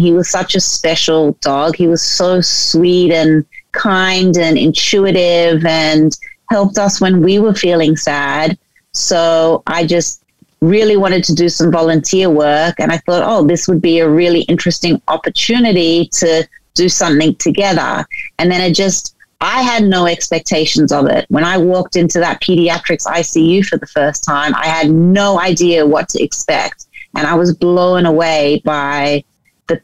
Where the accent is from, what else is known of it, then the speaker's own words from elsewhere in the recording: Sydney, New South Wales, Australia; moved away as an adult; also born or lived in New York, United States; I grew up in Sydney, Australia, but lived in New York for 10 years.